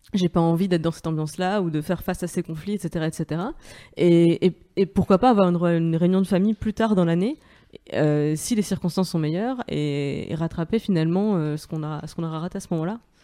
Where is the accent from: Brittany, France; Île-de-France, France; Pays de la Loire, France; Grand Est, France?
Grand Est, France; Moselle; je viens de Moselle, sur la frontière allemande